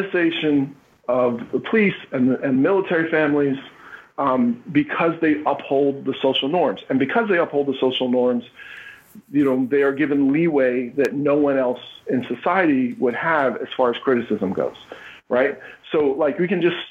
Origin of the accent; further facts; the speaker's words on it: Philadelphia, Pennsylvania, United States; I'm from Philly